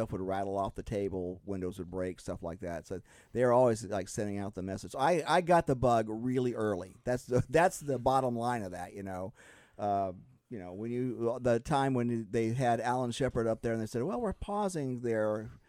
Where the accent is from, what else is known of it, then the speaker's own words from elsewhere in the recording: Cocoa, Florida, United States; I grew up in Cocoa, Florida, which is about 26 miles away from the Cape.